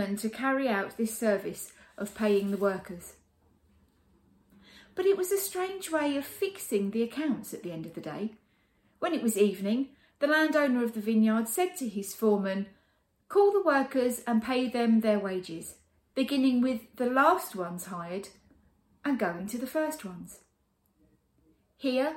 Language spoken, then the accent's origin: English; United Kingdom; Being British